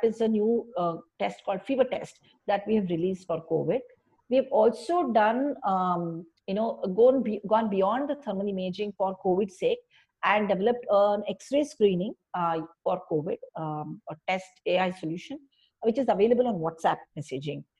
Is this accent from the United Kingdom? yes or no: no; India; I always enjoy being an Indian